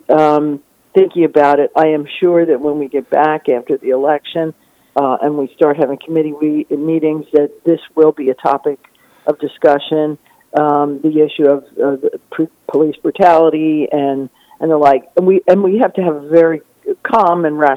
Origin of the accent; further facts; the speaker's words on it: New Jersey, United States; now in Florida, United States; I grew up in New Jersey